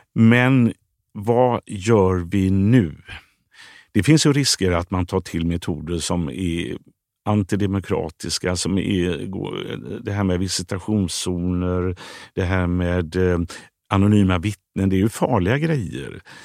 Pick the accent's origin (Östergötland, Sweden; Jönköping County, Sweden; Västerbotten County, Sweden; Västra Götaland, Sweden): Västra Götaland, Sweden; Gothenburg; moved away; Skulle jag vilja flytta tillbaka till Biskopsgården? Om jag eh, med barn och så, där jag är uppvuxen idag?